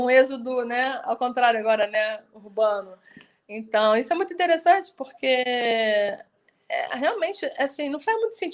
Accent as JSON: {"language": "Portuguese", "region": "Rio de Janeiro", "country": "Brazil", "said": "eu, como carioca, estou doida para ir aí em Friburgo."}